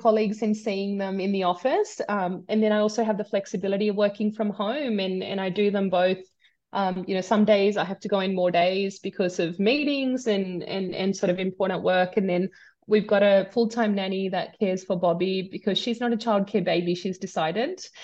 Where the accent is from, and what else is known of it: Sydney, New South Wales, Australia; born or raised there; also born or lived in India